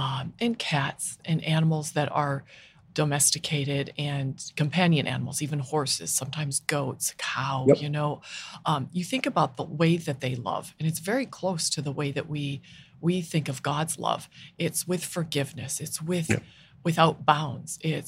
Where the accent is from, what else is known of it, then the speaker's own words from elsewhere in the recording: Minnesota, United States; moved away; And when I moved here from Minnesota, I was amazed at the number of animals on the streets.